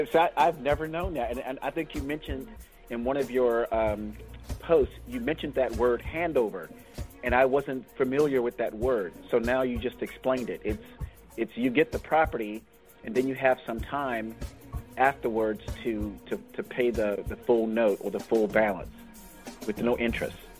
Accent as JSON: {"language": "English", "region": "Florida", "country": "United States", "tie": "born or raised there", "moved": "yes", "lives_now": "San Francisco, United States", "said": "I was born in Florida, down in actually Miami and the Tampa area"}